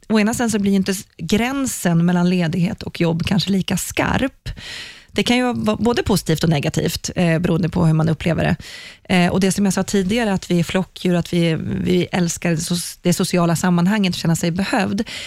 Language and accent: Swedish; Sweden; Vi är ju svenskar.